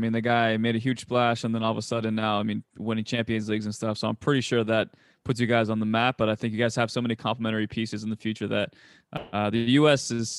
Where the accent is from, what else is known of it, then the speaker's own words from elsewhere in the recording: Mexico; I'm Mexican too